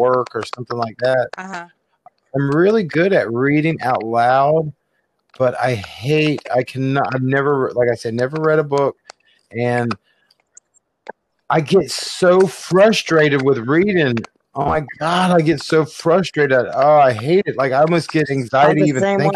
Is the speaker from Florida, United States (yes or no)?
yes; Jacksonville, Florida, United States; I grew up in Jacksonville, Florida, which is, it's the hood